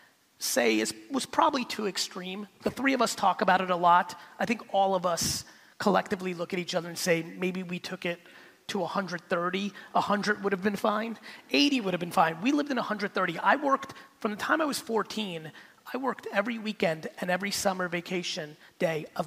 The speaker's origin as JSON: {"language": "English", "country": "United States", "tie": "born or raised there", "also_born_or_lived": "Soviet Union", "said": "we left in 78, I'm growing up in America"}